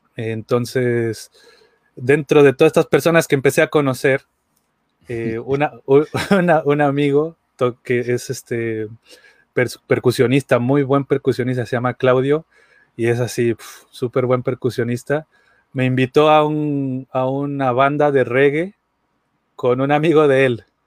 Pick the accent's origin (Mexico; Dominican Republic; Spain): Mexico; Aguascalientes; yo soy de Aguascalientes, México